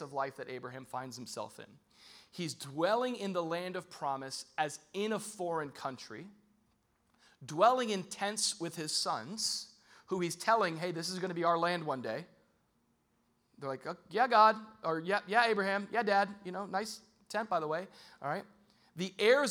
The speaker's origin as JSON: {"language": "English", "country": "United States", "said": "I'm an American"}